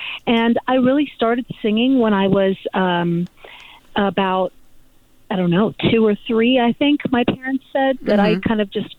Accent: Los Altos, California, United States; I'm originally from Northern California, actually a very small little village called Los Altos, just south of San Francisco.

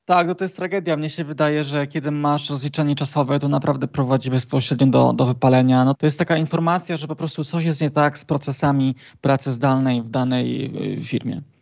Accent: Trzebinia, Lesser Poland, Poland; pochodzę z y, niewielkiej miejscowości w południowej Polsce, tak godzinę od, od Krakowa, mhm. z e, Trzebieni

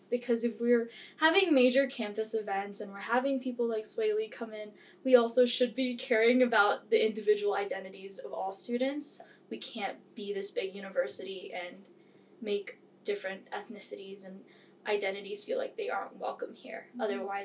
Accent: Philippines; also born or lived in Hawaii; So I am actually from the Philippines

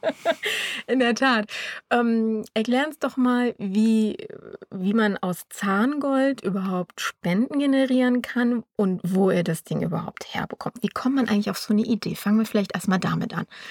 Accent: Düsseldorf, North Rhine-Westphalia, Germany; wir kommen beide aus Düsseldorf

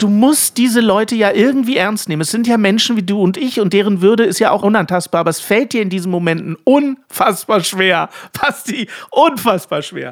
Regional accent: Germany; als Deutsche

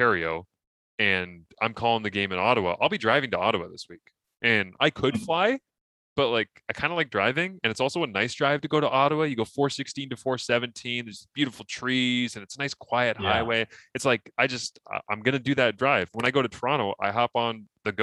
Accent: Scotland, United Kingdom; I'm Scottish

